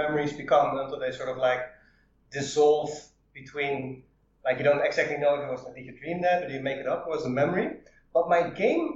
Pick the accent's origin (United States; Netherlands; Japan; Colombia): Netherlands; I'm from Holland